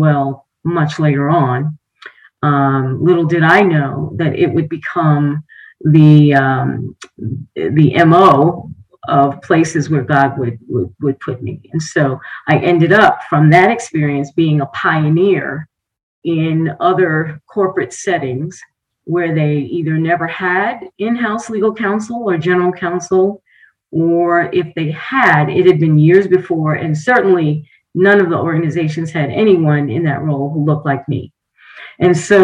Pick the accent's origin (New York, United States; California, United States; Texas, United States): New York, United States; New York City; moved away; my hometown of Jamaica, Queens, New York.